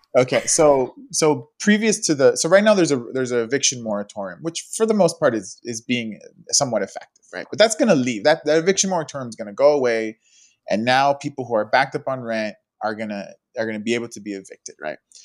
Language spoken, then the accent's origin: English; Los Angeles, California, United States; I've grown up in the city my whole life